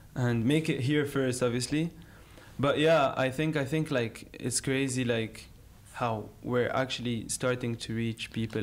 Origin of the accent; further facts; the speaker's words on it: Algiers, Algiers Province, Algeria; I grew up in Algiers